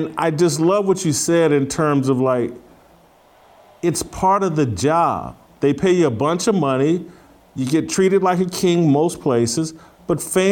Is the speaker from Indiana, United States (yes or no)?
yes; Indianapolis, Indiana, United States; moved away; also born or lived in Ann Arbor, Michigan; as a kid, I'm from Indianapolis